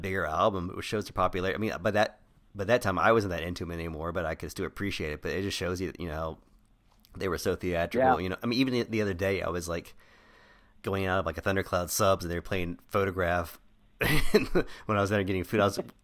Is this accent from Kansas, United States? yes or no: no; Crowley, Texas, United States; we grew up in Crowley, which is a, you know, rural suburb area in near Fort Worth, Texas